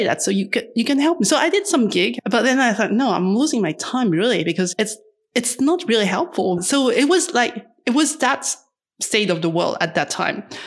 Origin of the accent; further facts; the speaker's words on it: Paris, Île-de-France, France; I'm from Paris in France